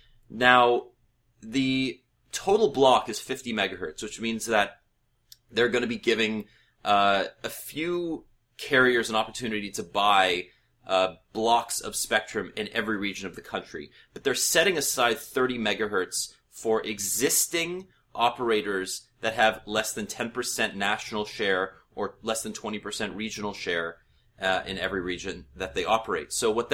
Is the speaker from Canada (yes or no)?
yes; Canada; I've actually figured out a way to sign up for it as a Canadian, and I'll give you some hints as to how you can get there.